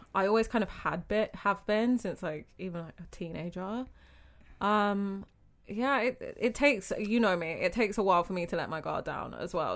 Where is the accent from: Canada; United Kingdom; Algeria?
United Kingdom; moved away as an adult; also born or lived in Jamaica; now in Abu Dhabi, United Arab Emirates; I'm British, but I'm half Jamaican